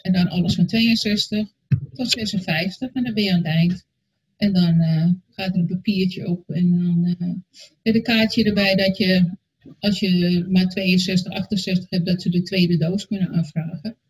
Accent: Alkmaar, North Holland, Netherlands; Ik kom uit Alkmaar

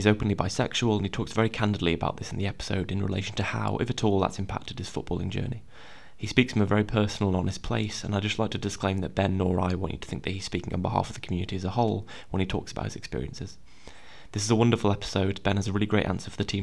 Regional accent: Cheshire, North West England, United Kingdom; I'm from Cheshire

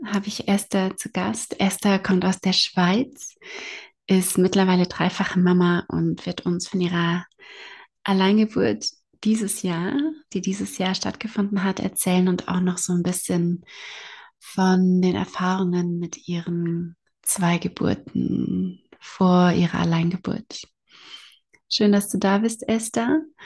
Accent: Germany; bei uns in Deutschland

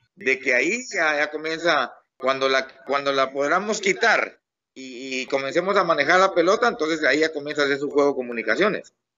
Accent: Guatemala; soy guatemalteco con todo orgullo

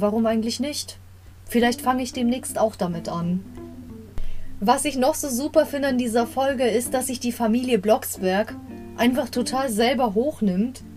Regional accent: Bavaria, Germany; ich komme aus Bayern

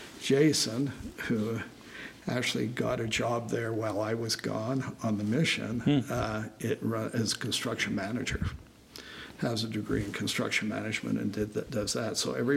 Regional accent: Salt Lake City, Utah, United States; also born or lived in Massachusetts; I'm also from Salt Lake.

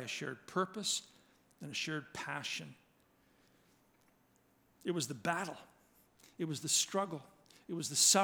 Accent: Georgetown, Ontario, Canada; Growing up in Georgetown, it was a very WASPy community.

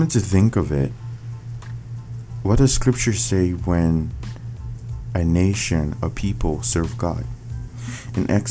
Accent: Nigeria; I come from Nigeria.

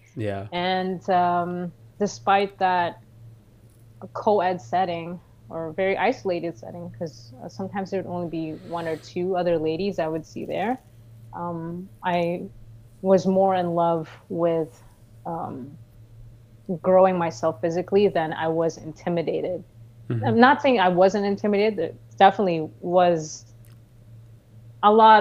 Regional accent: Philippines; now in Canada; I was raised in the Philippines for half my life. I came to Canada in 2009

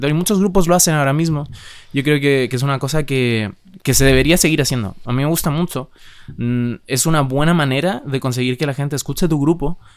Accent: Madrid, Community of Madrid, Spain; O sea, yo sí soy de Madrid

